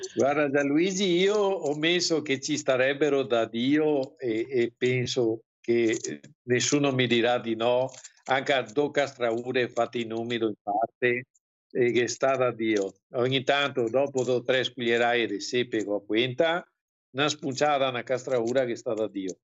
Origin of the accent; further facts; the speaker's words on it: Venice, Veneto, Italy; siamo veneziani